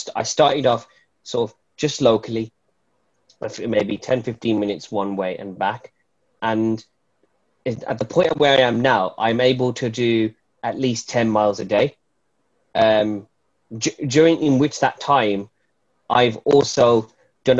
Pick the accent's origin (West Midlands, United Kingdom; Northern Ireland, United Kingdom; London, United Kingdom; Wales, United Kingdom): West Midlands, United Kingdom; Wolverhampton; I'm a poet from Wolverhampton